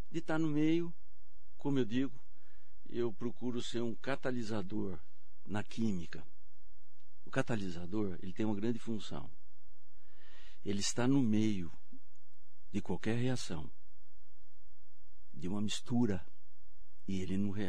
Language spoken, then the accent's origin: Portuguese; Mogi das Cruzes, São Paulo, Brazil; Sim, é, desde a infância. Ah. Eu sou de Mogi, nós nem falamos.